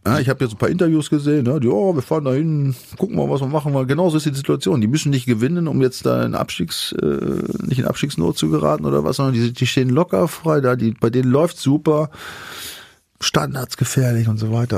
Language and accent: German; Germany; ich habe ja auch eine Zeit in Bremen verbracht und ich komme ja auch aus der Gegend